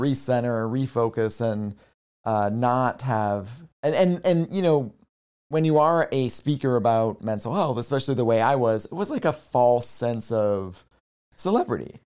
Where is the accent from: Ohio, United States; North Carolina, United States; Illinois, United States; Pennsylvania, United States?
Pennsylvania, United States; Nazareth; also born or lived in Bethlehem, Pennsylvania; I was born in Bethlehem and raised in Nazareth, Pennsylvania